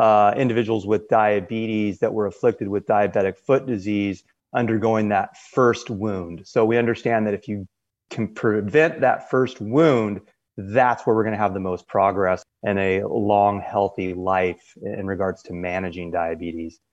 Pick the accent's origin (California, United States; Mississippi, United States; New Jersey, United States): California, United States; Southern; I was born and raised in Southern California